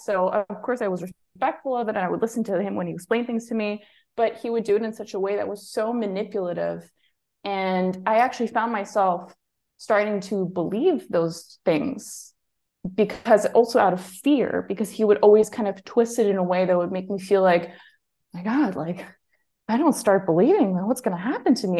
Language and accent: English; Germany; moved away as an adult; also born or lived in Greece; I was born and raised in Germany